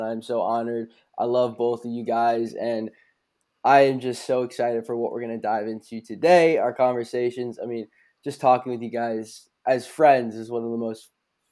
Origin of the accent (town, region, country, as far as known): Geneva, Illinois, United States; born or raised there; also born or lived in Naperville, Illinois / Glen Ellyn, Illinois